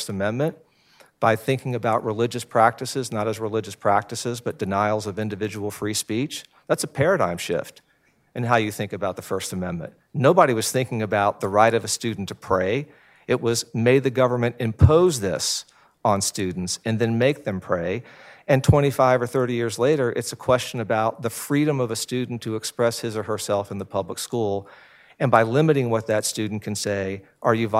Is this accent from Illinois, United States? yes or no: no; Atlanta, Georgia, United States; I grew up in Atlanta in the 1960s and 70s